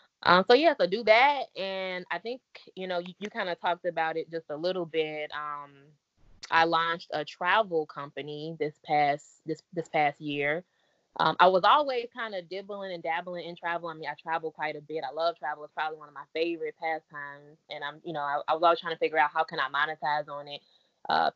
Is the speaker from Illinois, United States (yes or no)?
yes; Chicago, Illinois, United States; also born or lived in Maywood; Born and raised in Chicago